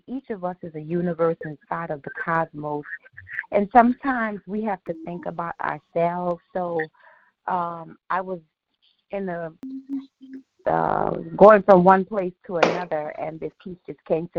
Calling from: San Francisco, California, United States; I'm calling from San Francisco, California.

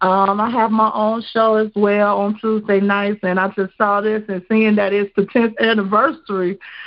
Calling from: Chicago, Illinois, United States; I'm from Chicago.

